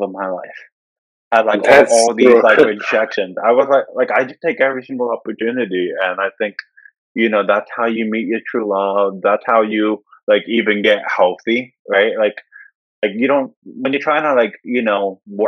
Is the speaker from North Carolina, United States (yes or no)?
yes; North Carolina, United States; I grew up in a small town in North Carolina, 6,000 population